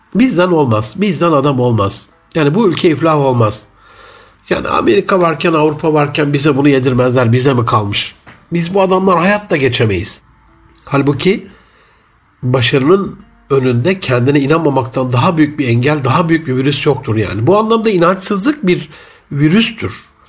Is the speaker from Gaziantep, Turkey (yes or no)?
yes; Gaziantep, Turkey; bir Gaziantep'li olarak